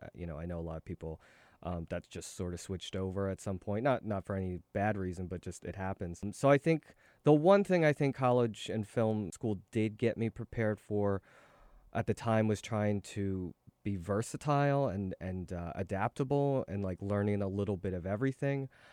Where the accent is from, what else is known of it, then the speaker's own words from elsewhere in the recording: Philadelphia, Pennsylvania, United States; moved away as an adult; also born or lived in Seoul, South Korea / California; now in New York, United States; I grew up in Philadelphia and went to s, uh, school there, went to college there